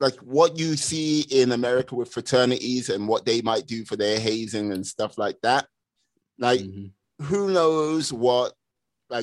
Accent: London, United Kingdom; I'm born and raised a Londoner

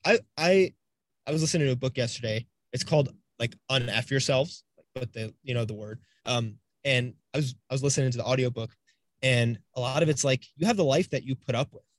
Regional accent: Florida, United States; we're both from the East Coast in Florida

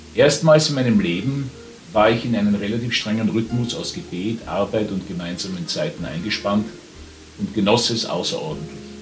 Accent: Vienna, Austria; Ich war Wiener

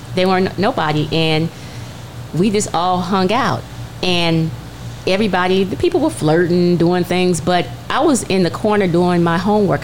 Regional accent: Culver City, California, United States; I'm growing up in Culver City

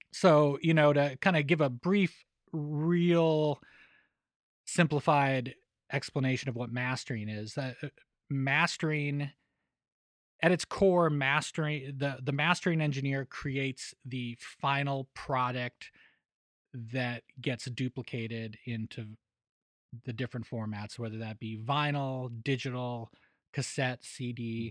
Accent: Denver, Colorado, United States; moved away as an adult; also born or lived in Los Angeles; now in Nashville, United States; growing up in Denver

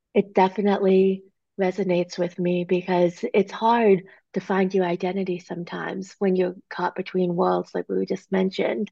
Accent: New England, United States; moved away as an adult; also born or lived in Korea / Arizona; I grew up in a really small town. There were very few people. It was very sheltered. It was New England.

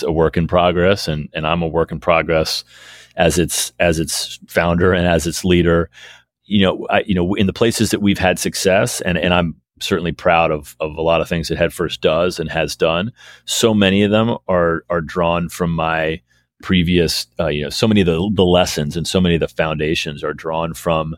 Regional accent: Washington, District of Columbia, United States; a mile or so from where I grew up and where I learned to play the game of baseball. And so DC's always been home for me personally.

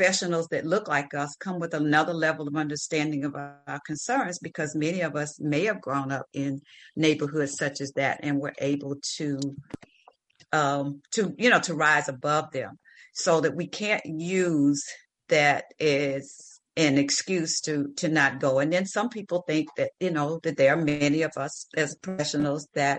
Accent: the South, United States; I grew up, I'm from the South in the country

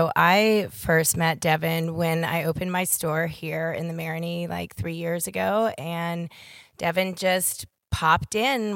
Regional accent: Charleston, South Carolina, United States; born or raised there

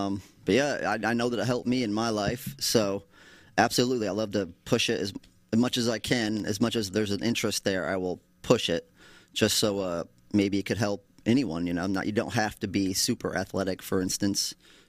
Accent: Madison, United States; Oh, small town.

